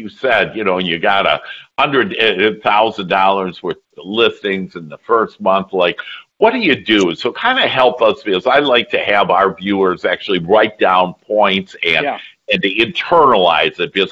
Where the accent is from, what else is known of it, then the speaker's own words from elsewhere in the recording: Wisconsin, United States; I'm from Wisconsin.